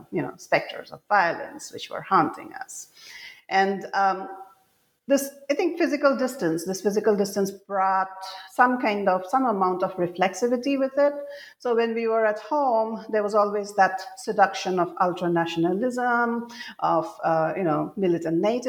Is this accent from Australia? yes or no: no; Assam, India; moved away as an adult; when I was growing up in Assam, and I grew up here during the conflict years, and then I spent most of my adult life away from home